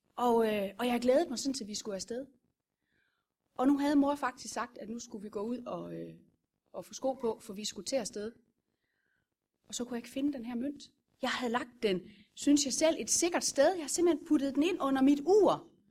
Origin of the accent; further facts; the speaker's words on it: Vorbasse, Southern Denmark, Denmark; Det er jeg fra Vorbasse